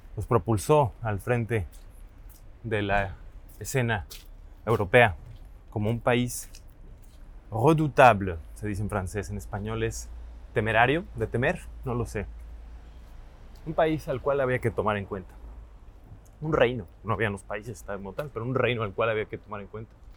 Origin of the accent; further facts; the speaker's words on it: Mexico; moved away as an adult; now in Lisbon, Portugal; vengo de México